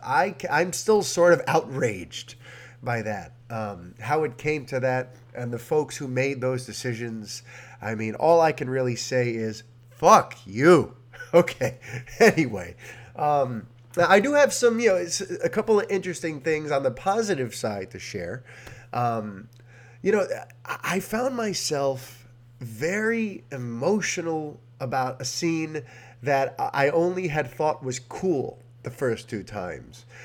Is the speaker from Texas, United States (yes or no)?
no; New York City, New York, United States; I'm a Hispanic born and raised in New York City